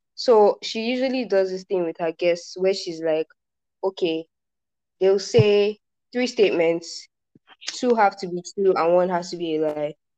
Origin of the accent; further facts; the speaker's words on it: Lagos, Nigeria; I was born in Lagos.